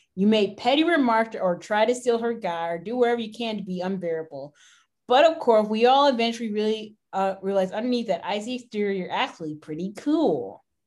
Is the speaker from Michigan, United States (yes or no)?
no; Houston, Texas, United States; we're from Houston